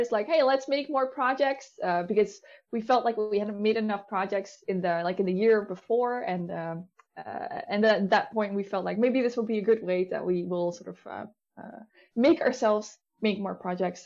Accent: Netherlands; I'm from the Netherlands. I live right outside of Amsterdam.

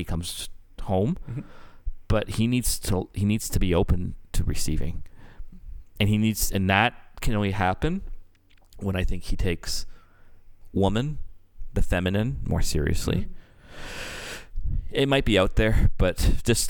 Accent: Canada; I'm freaking Canadian

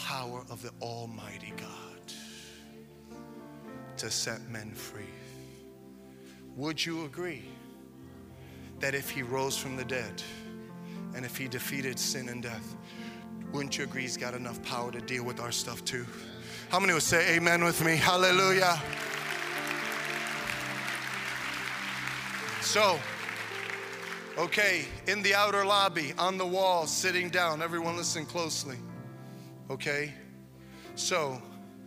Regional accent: New York, United States; When I was a kid, I grew up in New York, and in the 70s

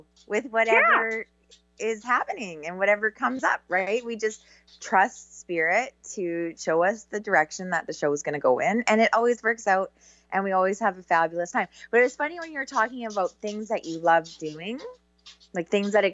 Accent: Canada; I'm so Canadian

